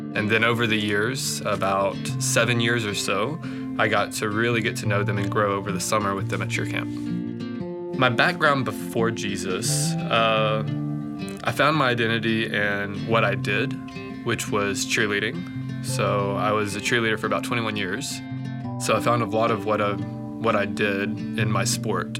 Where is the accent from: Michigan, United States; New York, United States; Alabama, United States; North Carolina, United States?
Alabama, United States; moved away; I grew up alone in Alabama